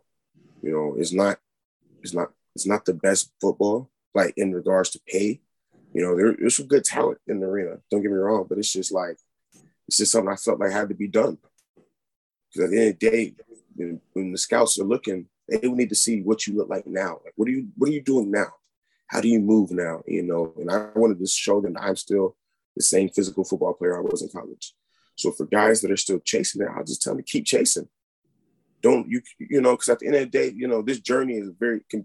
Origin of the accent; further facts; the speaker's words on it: Murray, Kentucky, United States; I'm from Murray, Kentucky originally, which I am currently here right now